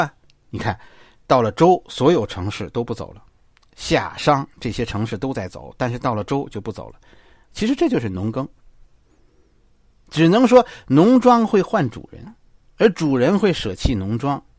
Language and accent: Chinese; Beijing, China; 作为一个北京人